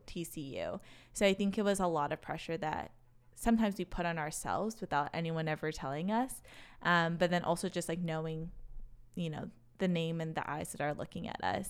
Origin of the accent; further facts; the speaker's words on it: Racine, Wisconsin, United States; accent: Wisconsin; also born or lived in Chicago; I grew up in a city called Racine, so right in between Milwaukee and Chicago